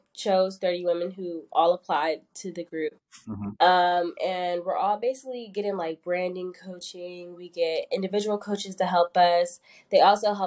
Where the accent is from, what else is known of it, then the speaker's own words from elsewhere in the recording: Northern Virginia, United States; moved away as an adult; now in Atlanta, United States; I'm from Northern Virginia